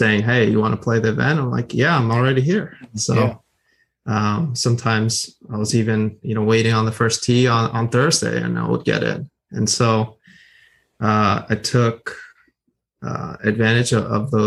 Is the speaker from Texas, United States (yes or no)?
no; Wayne, New Jersey, United States; also born or lived in Indiana; I'm from Wayne, New Jersey